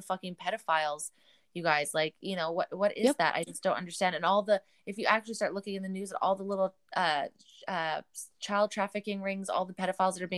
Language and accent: English; Canada